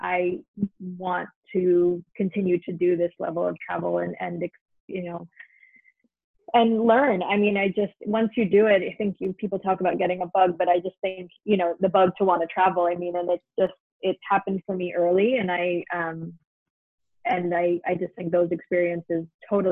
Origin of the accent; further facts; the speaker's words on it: New York City, New York, United States; So I grew up in New York City, and I grew up in a family that loved to travel